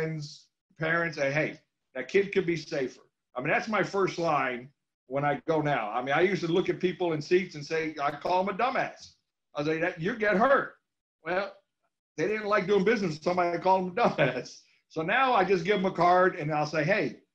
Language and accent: English; New England, United States; I grew up in New England going to all kinds of racetracks